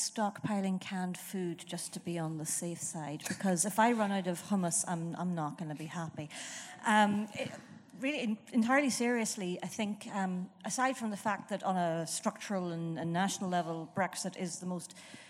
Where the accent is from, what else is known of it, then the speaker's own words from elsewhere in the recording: Ireland; now in London, United Kingdom; an Irish woman in London, but I've also been a Londoner. I went to school here. I just about still have my accent